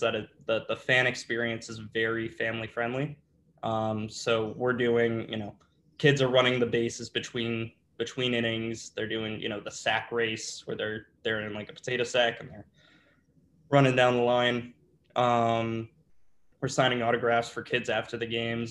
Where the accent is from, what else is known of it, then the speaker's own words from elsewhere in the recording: Northbrook, Illinois, United States; I grew up in Northbrook, which is about 45 minutes north